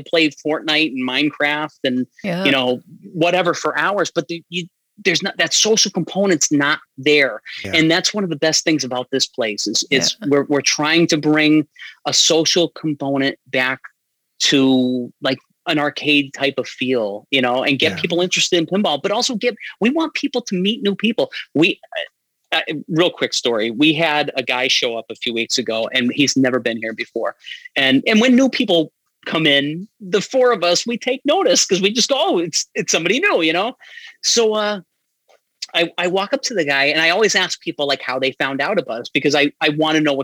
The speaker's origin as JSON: {"language": "English", "town": "Amherst", "region": "Massachusetts", "country": "United States", "tie": "born or raised there", "also_born_or_lived": "Springfield, Massachusetts", "said": "I grew up in Amherst and the Springfield area."}